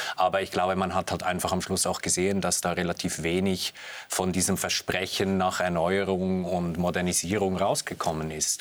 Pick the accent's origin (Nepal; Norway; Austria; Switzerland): Switzerland; als Schweizer